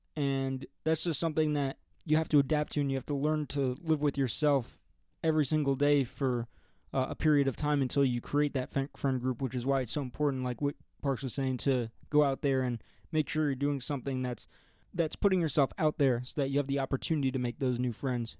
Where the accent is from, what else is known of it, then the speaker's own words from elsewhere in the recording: Oradell, New Jersey, United States; moved away as an adult; also born or lived in Ohio; now in Denver, United States; we're all from northern New Jersey, from a town called Oradell.